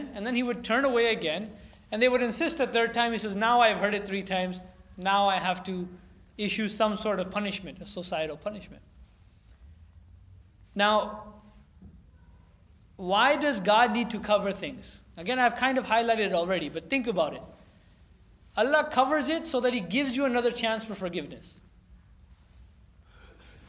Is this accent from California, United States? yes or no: yes; California, United States; growing up in California